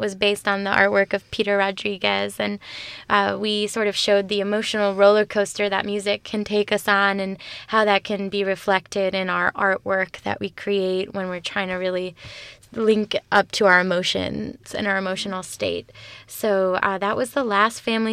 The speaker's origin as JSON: {"language": "English", "country": "Venezuela", "said": "I am from Venezuela"}